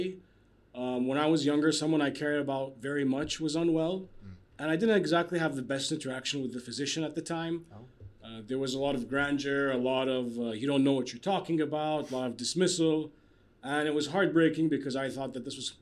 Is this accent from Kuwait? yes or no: yes; Kuwait; moved away as an adult; also born or lived in Bahrain / Canada; Born and raised in Kuwait.